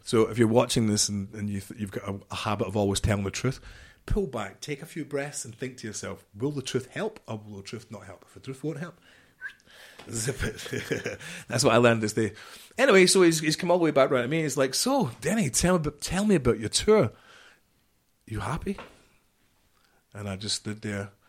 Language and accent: English; just outside Glasgow, Scotland, United Kingdom; I'm from Scotland, just outside Glasgow